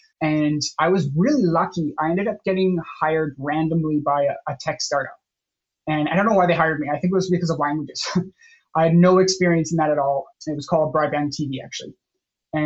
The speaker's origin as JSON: {"language": "English", "country": "Canada", "said": "I'm originally Canadian from a small town, very, very small town"}